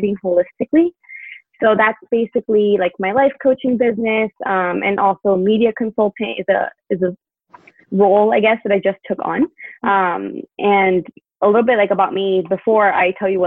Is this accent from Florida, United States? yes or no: yes; Miami, Florida, United States; born or raised there; moved away as an adult; also born or lived in Tallahassee, Florida; now in California, United States